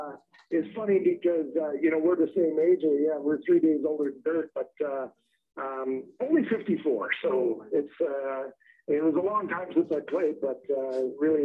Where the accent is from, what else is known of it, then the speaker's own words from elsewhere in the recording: Osoyoos, British Columbia, Canada; now in Kelowna, Canada; I grew up in the Okanagan Valley in British Columbia, which is basically, there's a city called Kelowna. I grew up in Osoyoos. I live in Kelowna now